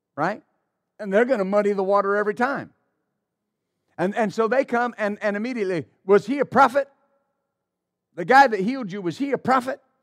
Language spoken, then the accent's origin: English; West Texas, United States; I grew up in West Texas